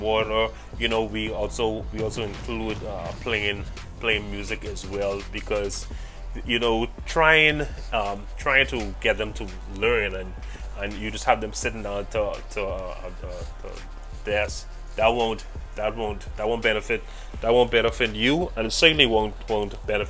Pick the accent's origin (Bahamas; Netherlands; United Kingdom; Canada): Bahamas; I'm from the Bahamas